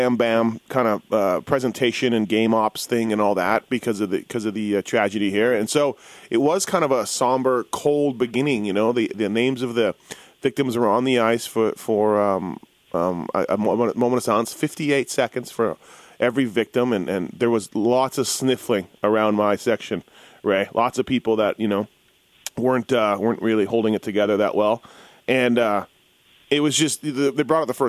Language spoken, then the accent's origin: English; Canada; moved away as an adult; now in Las Vegas, United States; I'm from Canada. I've lived in Vegas for only 10 years